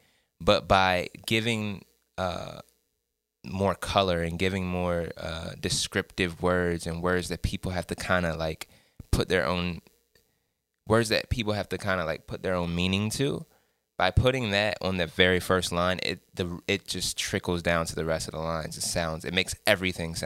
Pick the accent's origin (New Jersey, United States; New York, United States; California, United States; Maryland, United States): Maryland, United States; Salisbury; Salisbury, Maryland, that's my hometown